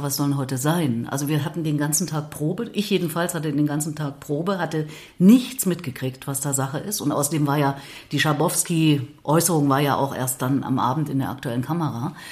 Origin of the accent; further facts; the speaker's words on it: Erfurt, Thuringia, Germany; Ich meine, ich bin ja Thüringerin, ich bin ja Erfurterin.